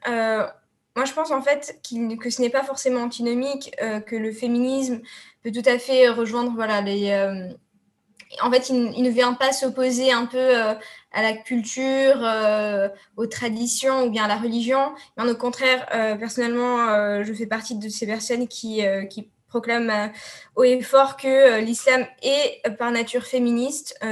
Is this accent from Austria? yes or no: no; Tunisia; je suis tunisienne